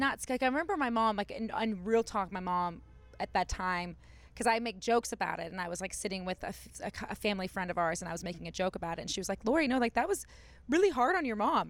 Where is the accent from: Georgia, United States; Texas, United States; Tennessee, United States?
Texas, United States; Dallas; now in Los Angeles, United States; I grew up in Dallas